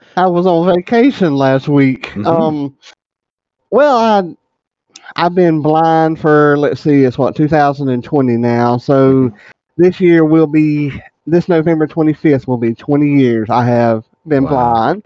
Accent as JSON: {"language": "English", "region": "South Georgia", "country": "United States", "said": "I am from South Georgia"}